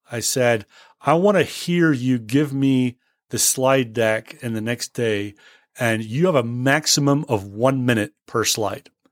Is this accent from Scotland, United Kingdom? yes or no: yes; Scotland, United Kingdom; moved away; I was born and bred in Scotland